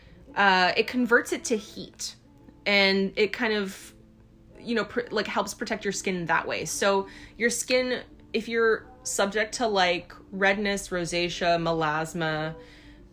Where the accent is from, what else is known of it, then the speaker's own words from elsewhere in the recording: Hawaii, United States; moved away; growing up, we grew up in Hawaii